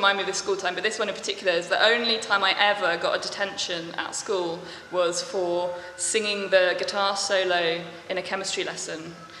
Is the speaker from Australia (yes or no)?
no; Buckinghamshire, South East England, United Kingdom; moved away as an adult; now in Bristol, United Kingdom; In Buckinghamshire. So sort of between High Wycombe and Amersham, kind of just northwest of London, like London suburbs, basically.